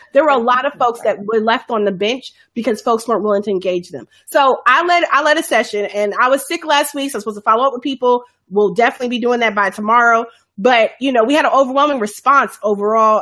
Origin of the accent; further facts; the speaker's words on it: Chicago, Illinois, United States; folks I knew from growing up in Chicago